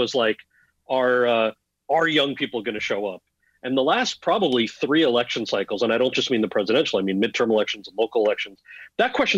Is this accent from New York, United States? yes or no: no; New Jersey, United States; I grew up in New Jersey